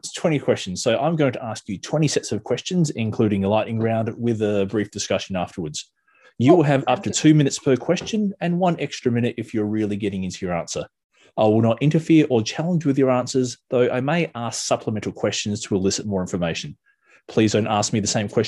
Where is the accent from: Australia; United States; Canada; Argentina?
Australia; Adelaide, South Australia; now in Melbourne, Australia; I don't know if you can hear from my weird accent. I'm originally from Adelaide